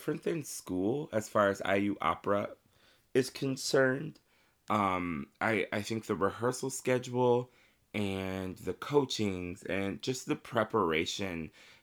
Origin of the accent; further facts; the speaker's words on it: Marion, Indiana, United States; I am from Marion, Indiana. I started singing with my great-grandmother in our church choir, Calvary Missionary Baptist Church in Marion, Indiana. And I was probably maybe 3 or 4 at the time